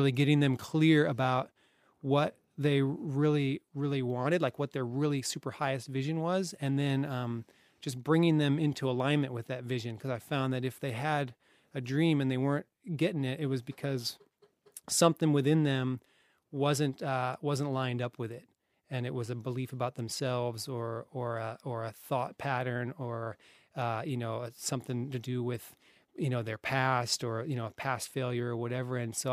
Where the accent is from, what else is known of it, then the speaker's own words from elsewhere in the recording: Colorado, United States; now in Australia; Colorado, USA.